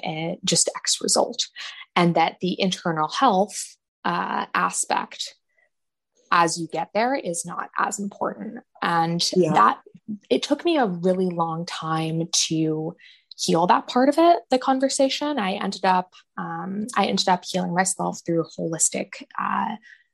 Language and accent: English; San Francisco Bay Area, California, United States; I grew up in the San Francisco Bay Area, out in California.